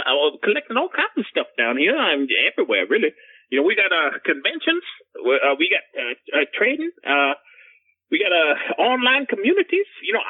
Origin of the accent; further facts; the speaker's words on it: Loxahatchee, Florida, United States; Well, you son of a bitch. I'm from Loxahatchee. That's why they call me